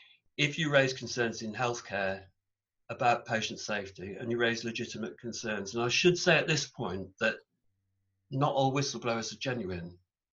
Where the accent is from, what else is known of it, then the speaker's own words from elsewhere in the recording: England, United Kingdom; in England, English people are really funny, in my opinion, although I'm English